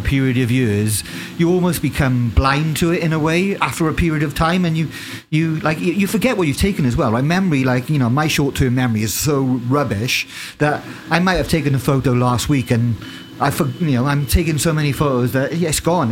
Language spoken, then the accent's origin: English; United Kingdom; as a British person